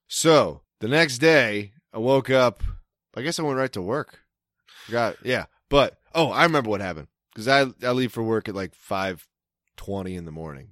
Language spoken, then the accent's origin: English; Maryland, United States; accent: Maryland; my Maryland accent